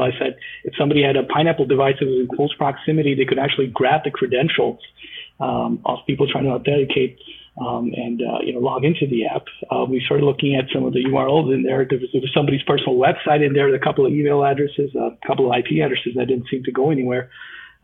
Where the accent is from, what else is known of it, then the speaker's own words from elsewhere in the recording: Canada; I'm a Canadian